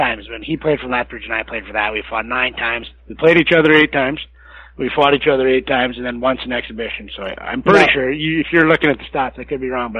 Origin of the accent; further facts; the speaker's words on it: Massanutten, Virginia, United States; the first game in Massanutten when we played, I was pretty nervous, and it was my hometown and whatnot.